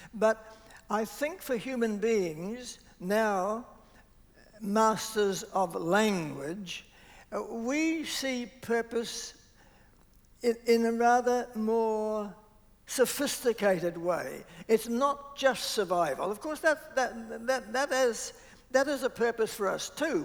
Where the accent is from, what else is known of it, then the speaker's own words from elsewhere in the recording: New Zealand; also born or lived in Australia; I was brought up mainly in Southland and Otago